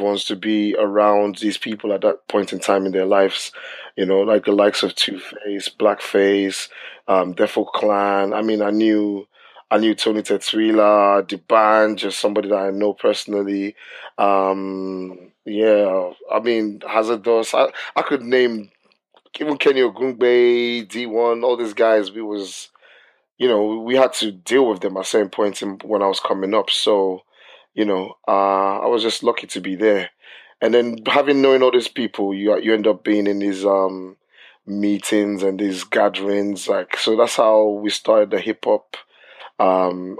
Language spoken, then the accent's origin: English; Lagos, Nigeria; moved away as an adult; also born or lived in Portsmouth, United Kingdom; now in United Kingdom; I was born in Portsmouth, and then I was taken back to Nigeria when I was about 5-6 years old. I came back to the UK when I was about 18 or 19